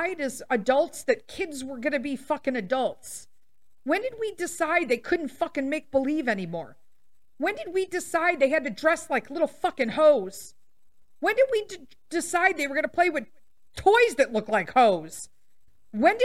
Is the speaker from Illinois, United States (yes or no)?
yes; Chicago, Illinois, United States; I was born and raised in Chicago.